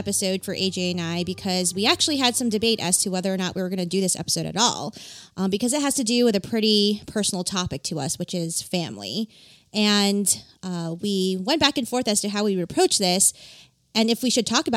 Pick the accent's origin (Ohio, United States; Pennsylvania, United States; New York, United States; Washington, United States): New York, United States; New York City; I grew up in New York City. I think I've mentioned that before in the podcast. I grew up in Queens, New York